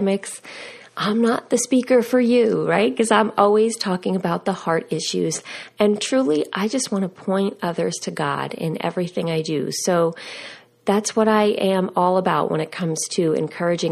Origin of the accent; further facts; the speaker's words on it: United States; moved away; we grew up right outside of New York City